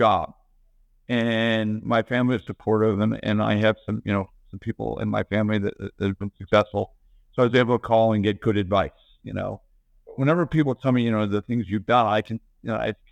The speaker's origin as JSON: {"language": "English", "town": "Bethesda", "region": "Maryland", "country": "United States", "tie": "born or raised there", "said": "I grew up in Bethesda, Maryland"}